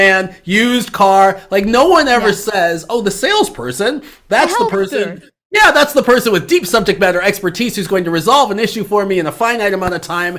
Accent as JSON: {"language": "English", "town": "Chicago", "region": "Illinois", "country": "United States", "tie": "born or raised there", "said": "I grew up in Chicago"}